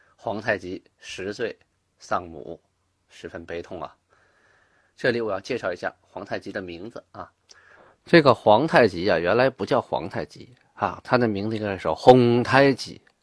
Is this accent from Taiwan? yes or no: no; Shenyang, Liaoning, China; 小的时候我就出生在东陵区，现在呢，我家那地方变为沈河区了